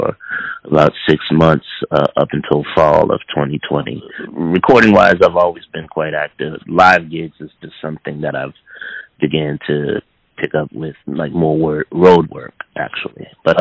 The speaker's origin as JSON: {"language": "English", "town": "New Orleans", "region": "Louisiana", "country": "United States", "tie": "born or raised there", "said": "I grew up not only in New Orleans"}